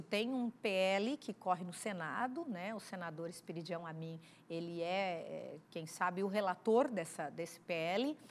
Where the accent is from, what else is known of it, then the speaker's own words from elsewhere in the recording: South Region, Brazil; eu, enquanto deputada federal, mulher que sou do Sul